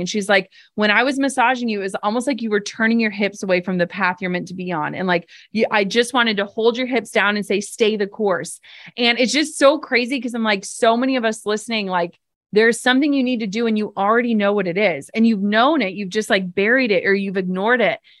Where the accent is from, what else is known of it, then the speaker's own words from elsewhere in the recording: Midwest, United States; I'm from the Midwest.